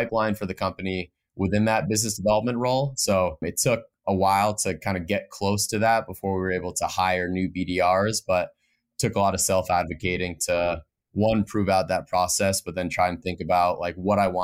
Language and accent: English; Vermont, United States; moved away; born and raised in Vermont, which I'm lucky to be back home right now